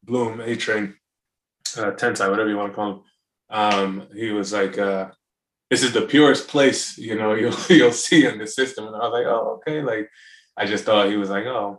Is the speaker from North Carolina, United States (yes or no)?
yes; North Carolina, United States; growing up in North Carolina